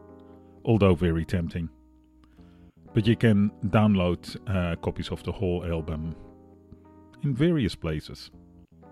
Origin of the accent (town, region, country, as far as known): Netherlands; now in Australia